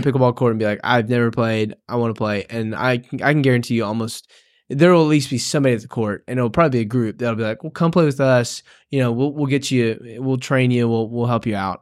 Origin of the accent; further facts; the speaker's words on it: Tennessee, United States; moved away as an adult; we're originally from Tennessee